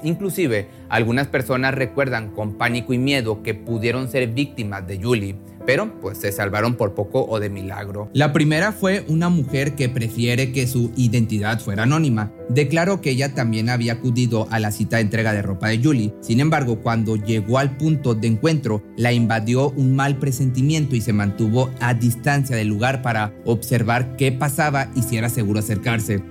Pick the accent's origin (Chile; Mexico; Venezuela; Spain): Mexico; También residía en Escobedo, Nuevo León, en, esto en México, de donde yo soy